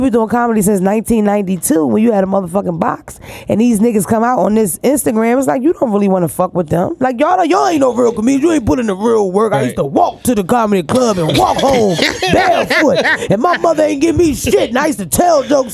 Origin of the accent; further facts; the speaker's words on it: Philadelphia, Pennsylvania, United States; moved away; also born or lived in Delaware; I'm from North Philadelphia originally, but I'm from Delaware, too. I'm from Phillywhere